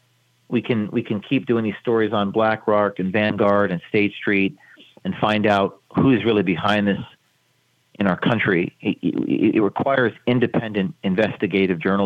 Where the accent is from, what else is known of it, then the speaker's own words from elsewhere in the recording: Westwood, New Jersey, United States; I'm from New Jersey. I went to my Bergen County Westwood, New Jersey school board meeting